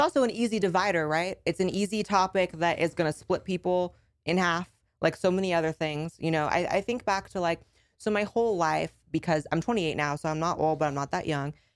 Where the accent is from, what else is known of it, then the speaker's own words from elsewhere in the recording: California, United States; moved away as an adult; I grew up in California and I had to escape L A 'cause of the lockdowns